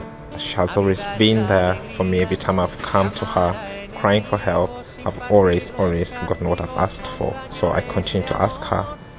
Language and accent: English; Uganda; I'm from Uganda, 24.